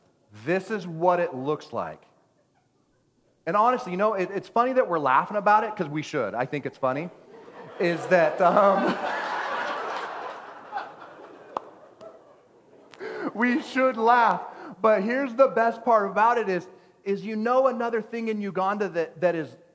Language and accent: English; Texas, United States; Oh my gosh, I'm a Texan. Texans don't do this.